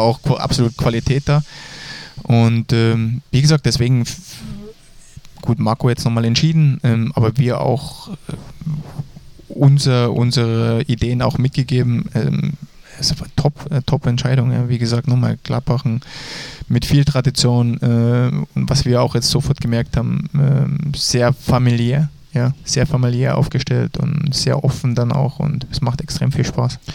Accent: Dresden, Saxony, Germany; ich bin in Dresden groß geworden, also die Sprache können wir noch.

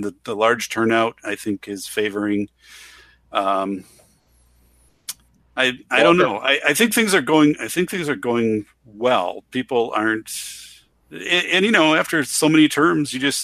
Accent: Wisconsin, United States; growing up in Wisconsin, it's like you're always watching the Packers on Sunday

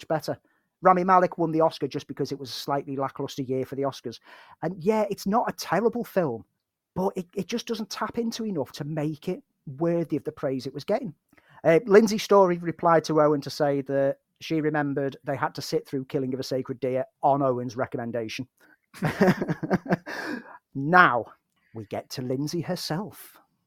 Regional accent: Liverpool, North West England, United Kingdom; me as a Scouser

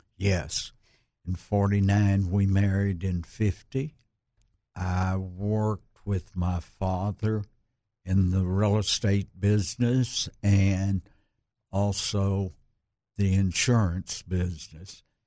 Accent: Little Rock, Arkansas, United States; I was born in Little Rock at the old Saint Vincent's

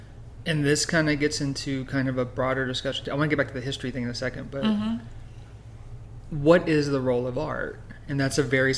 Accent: Louisiana, United States; I'm from Louisiana, so I consider myself Southern.

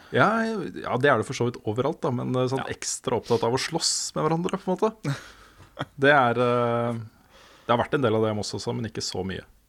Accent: Våler, Østfold, Norway; moved away as an adult; also born or lived in Sarpsborg / Moss; jeg egentlig er fra Våler. Det er der jeg har på en måte vokst opp

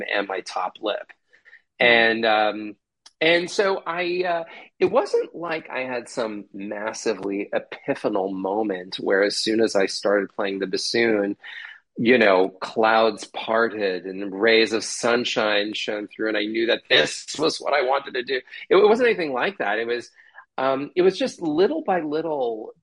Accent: New Jersey, United States; moved away; I'm from New Jersey originally

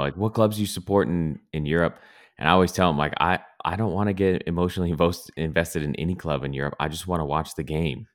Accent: Glendora, California, United States; I I grew up in Glendora

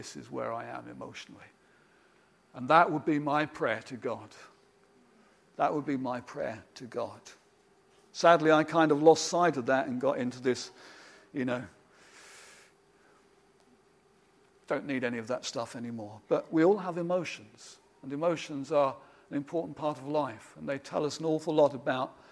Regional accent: United Kingdom; I'm particularly a British man

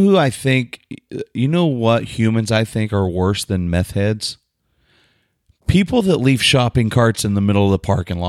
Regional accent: Oklahoma, United States; I'm some dummy from Oklahoma

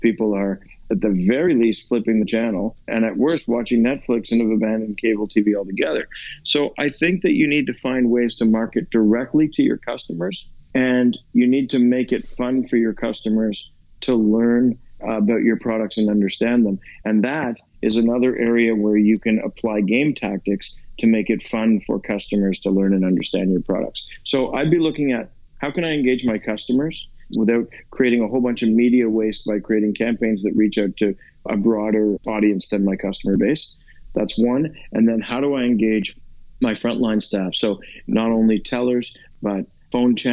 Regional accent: Canada; I'm a Canadian guy

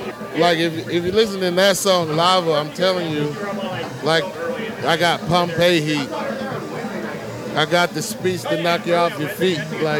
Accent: Florence, Alabama, United States; Okay, I grew up in Florence, Alabama.

